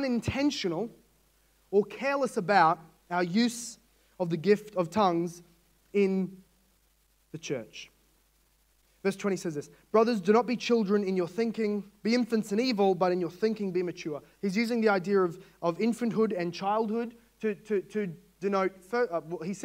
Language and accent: English; Australia; As an Australian